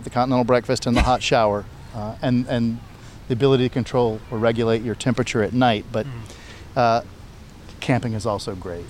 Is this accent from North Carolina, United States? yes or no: yes; Guilford County, North Carolina, United States; also born or lived in Summerfield, North Carolina; originally I live in Summerfield, but from the Guilford County area.